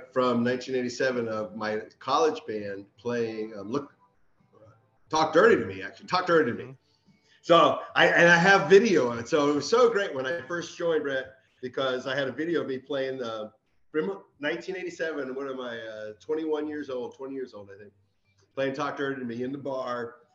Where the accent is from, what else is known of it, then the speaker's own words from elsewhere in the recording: Dale City, Virginia, United States; I'm from Dale City